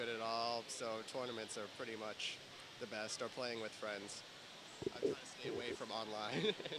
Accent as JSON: {"language": "English", "town": "Boston", "region": "Massachusetts", "country": "United States", "said": "I go to Anime Boston because that's where I'm from"}